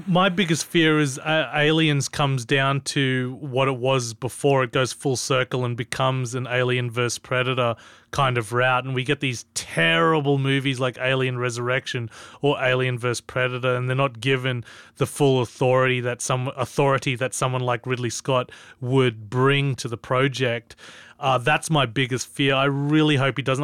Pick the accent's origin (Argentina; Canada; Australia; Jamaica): Australia; as an Australian